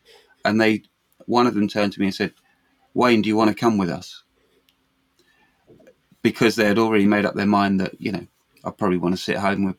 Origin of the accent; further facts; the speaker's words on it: New Zealand; also born or lived in London; Luckily for me, I was born in London, but I went to school in New Zealand from the age of 9 to 15. I was in New Zealand and I went to school there.